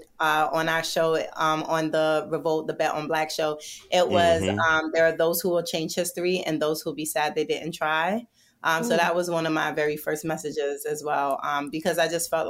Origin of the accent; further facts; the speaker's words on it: New York City, New York, United States; also born or lived in Jamaica; I am from Brooklyn. I was born in Jamaica.